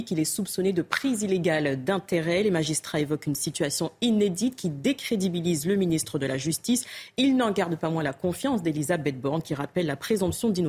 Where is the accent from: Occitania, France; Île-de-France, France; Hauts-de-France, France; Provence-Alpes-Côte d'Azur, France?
Île-de-France, France; Paris; j'ai pris l'habitude, de, même en grandissant à Paris, à regarder derrière moi.